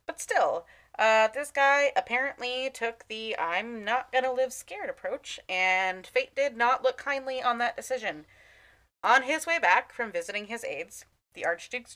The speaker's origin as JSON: {"language": "English", "country": "United States", "said": "I'm American"}